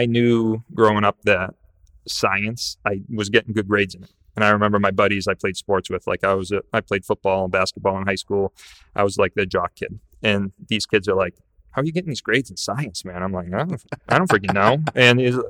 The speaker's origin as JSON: {"language": "English", "town": "Salisbury", "region": "Massachusetts", "country": "United States", "tie": "born or raised there", "said": "I grew up in this area, right? I grew up in Salisbury."}